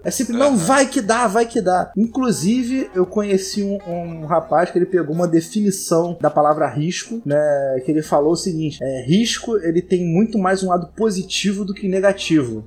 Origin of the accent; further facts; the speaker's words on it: Rio de Janeiro, Brazil; Eu sou nascido e criado em Irajá, terra de Zeca Pagodinho.